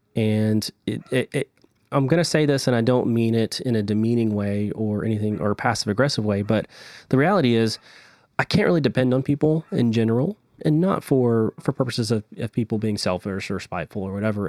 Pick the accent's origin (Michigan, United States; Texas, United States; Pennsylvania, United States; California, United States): Texas, United States